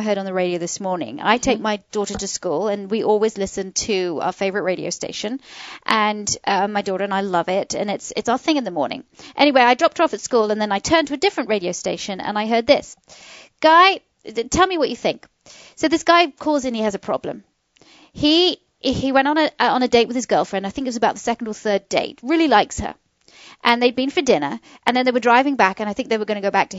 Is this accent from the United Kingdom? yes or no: yes; England, United Kingdom; now in Atlanta, United States; I'm from England.